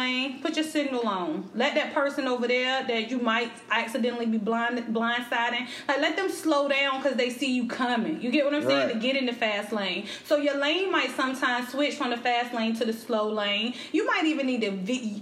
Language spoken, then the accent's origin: English; Elizabeth City, North Carolina, United States; he saw that I was from Elizabeth City